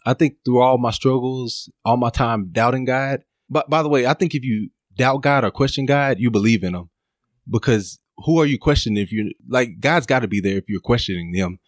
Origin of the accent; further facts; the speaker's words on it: Dallas, Texas, United States; now in Los Angeles, United States; I'm from Dallas, Texas